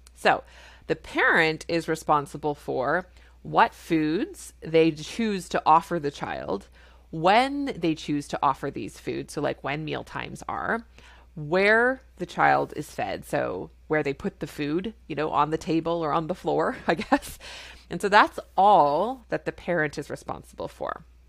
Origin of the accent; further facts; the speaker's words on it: Canada; I'm a Canadian family physician